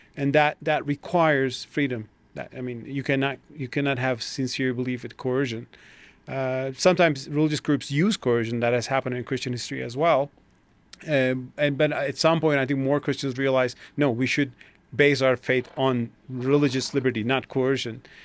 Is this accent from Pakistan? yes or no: no; Turkey; moved away as an adult; now in United States; I'm coming from Turkey